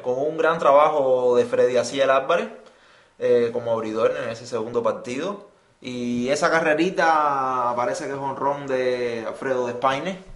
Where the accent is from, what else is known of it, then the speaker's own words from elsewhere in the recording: Cuba; nosotros que somos cubanos